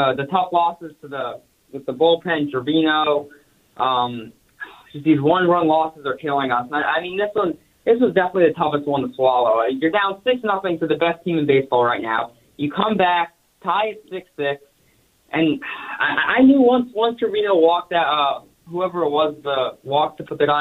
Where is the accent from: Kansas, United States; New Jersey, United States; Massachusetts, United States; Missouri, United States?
New Jersey, United States; also born or lived in College Park, Maryland; I'm from New Jersey, but I'm actually in College Park, Maryland right now.